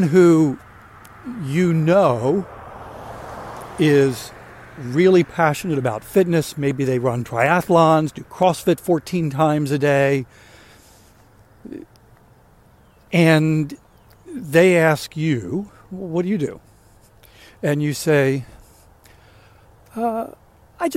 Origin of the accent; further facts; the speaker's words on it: Maryland, United States; I grew up in Maryland, lived outside of Baltimore most of my life